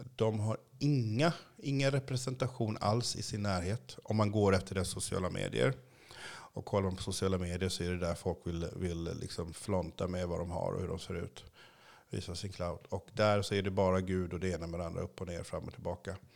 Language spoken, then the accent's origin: Swedish; Sweden; also born or lived in Haiti; jag kunde dött som liten i Sverige